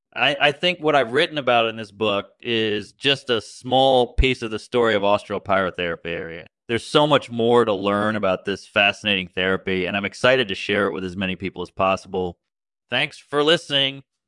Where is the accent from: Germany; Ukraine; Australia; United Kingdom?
Australia; I'm from Australia